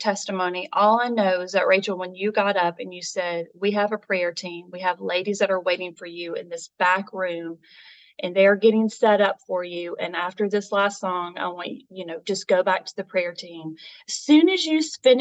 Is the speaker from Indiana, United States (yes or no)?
no; Nashville, Tennessee, United States; I was born and raised in Nashville, Tennessee